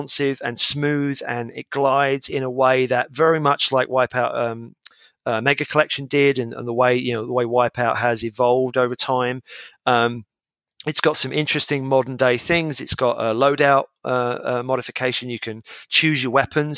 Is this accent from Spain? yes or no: no; United Kingdom; As a British gamer